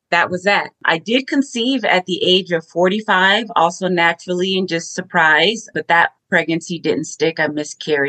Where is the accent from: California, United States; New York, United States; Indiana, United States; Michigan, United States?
California, United States; Los Angeles; now in Clearwater, United States; I'm an LA girl, born and raised in California, but I currently live in Clearwater, Florida